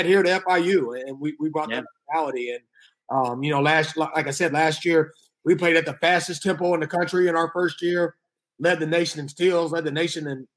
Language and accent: English; Atlanta, Georgia, United States; moved away as an adult; also born or lived in Hamilton, New York / Tulsa, Oklahoma; I was born and raised in Atlanta, East Atlanta